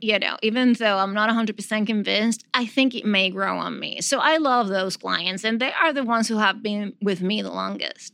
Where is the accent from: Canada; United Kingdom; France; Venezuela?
Venezuela; moved away as an adult; now in New York, United States